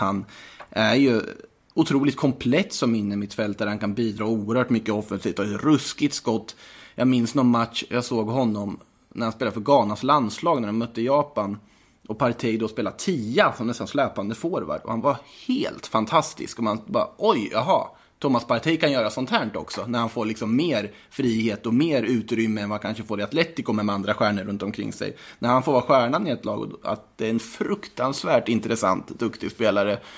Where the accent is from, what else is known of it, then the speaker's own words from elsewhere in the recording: Östergötland, Sweden; accent: Östgötska; hunnit tröttna på min östgötska